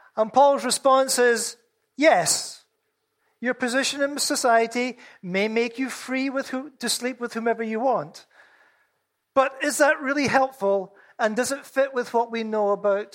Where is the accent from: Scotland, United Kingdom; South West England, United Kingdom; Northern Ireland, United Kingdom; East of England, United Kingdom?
Scotland, United Kingdom; I'm Scottish